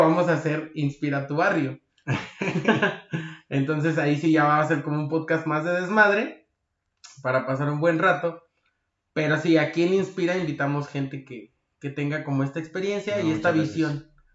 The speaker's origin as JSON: {"language": "Spanish", "country": "Mexico", "said": "yo, como mexicano, debo quedarme en México"}